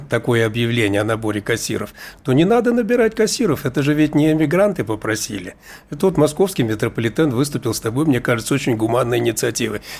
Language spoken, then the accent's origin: Russian; Russia; Я коренной житель, значит, Российской Федерации.